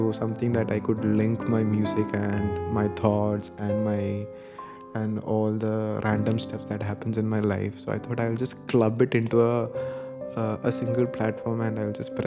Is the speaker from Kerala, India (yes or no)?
yes; Thiruvananthapuram, Kerala, India; I come from Trivandrum, Kerala